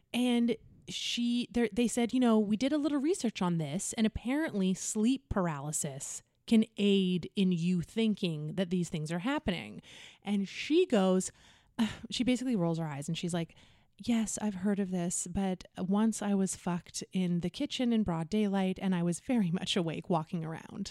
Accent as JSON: {"language": "English", "town": "North Vancouver", "region": "British Columbia", "country": "Canada", "said": "I'm from North Van."}